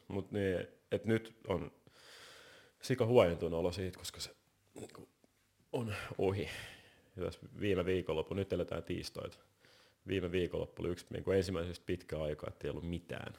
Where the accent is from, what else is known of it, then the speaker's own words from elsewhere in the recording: Helsinki, Uusimaa, Finland; mä oon varttunut tuossa Helsingin Käpylässä, ei kovin kaukan täältä